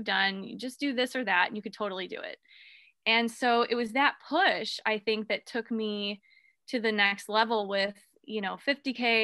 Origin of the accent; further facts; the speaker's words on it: Akron, Ohio, United States; also born or lived in South Florida; We're from Ohio. We're from here, from Akron.